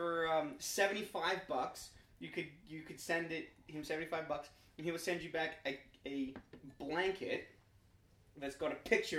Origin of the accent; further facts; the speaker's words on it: Australia; now in Canada; I'm an Australian living in Canada